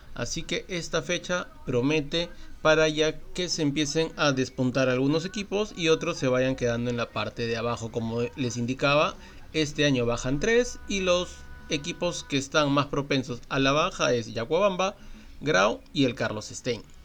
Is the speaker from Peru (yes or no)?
yes; Peru; soy peruano